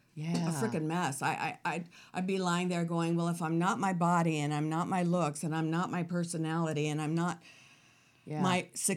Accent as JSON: {"language": "English", "town": "Tucson", "region": "Arizona", "country": "United States", "tie": "born or raised there", "said": "That's what I am."}